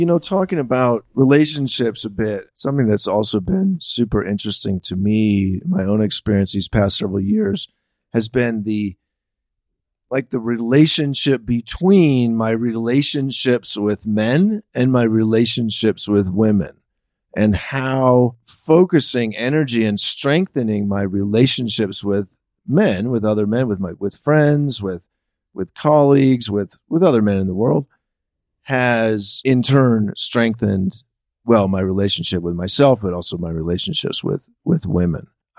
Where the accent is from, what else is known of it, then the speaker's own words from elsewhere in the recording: San Francisco, California, United States; No, I grew up in San Francisco.